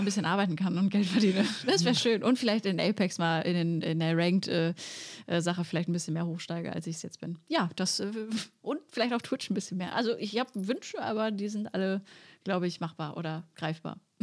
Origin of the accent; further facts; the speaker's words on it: Sauerland, North Rhine-Westphalia, Germany; Also ich bin im Sauerland aufgewachsen